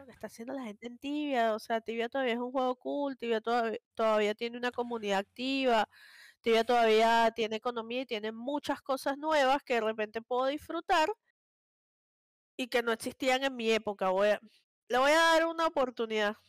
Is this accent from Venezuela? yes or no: yes; Venezuela; yo soy súper, súper venezolana